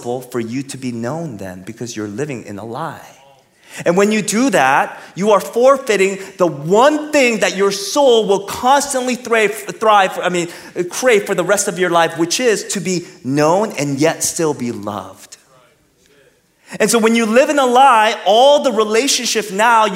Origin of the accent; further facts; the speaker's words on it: California, United States; now in Texas, United States; I'm from California. I'm in Texas.